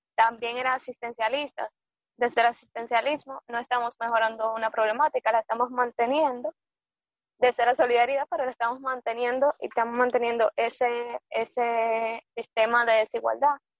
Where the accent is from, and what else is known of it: Dominican Republic